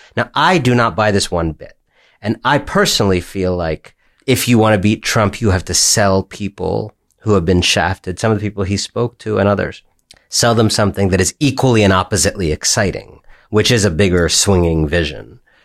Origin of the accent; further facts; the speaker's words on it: Ohio, United States; moved away; also born or lived in Michigan; I grew up in Ohio.